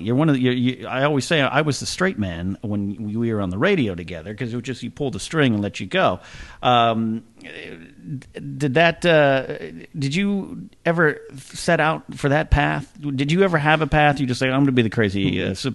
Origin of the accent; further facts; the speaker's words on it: Arroyo Grande, California, United States; moved away; Broadcasting from the beautiful central coast of California, more specifically Arroyo Grande, California, this is the Knapsack Files on the road in my home town